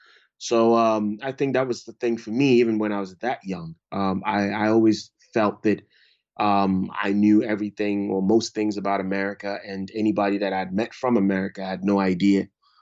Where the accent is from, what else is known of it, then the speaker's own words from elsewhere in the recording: Ghana; moved away; also born or lived in Brooklyn, United States; To be a visual artist. Fortunately, you know, because all of these things really depend on your household, you know. I was fortunate. I grew up